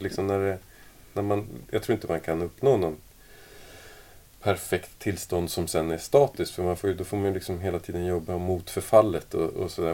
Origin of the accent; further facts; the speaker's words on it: Sweden; now in Denmark; jag är ju från Sverige från mm. början och så, nu bor jag i Danmark